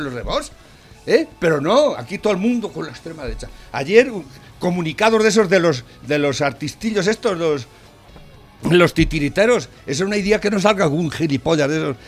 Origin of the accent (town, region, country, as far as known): Spain